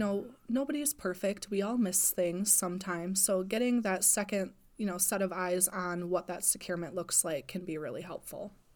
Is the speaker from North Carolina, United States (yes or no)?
no; Wausau, Wisconsin, United States; also born or lived in Marshfield, Wisconsin; I'm originally from Wausau, so I spend a lot of time there.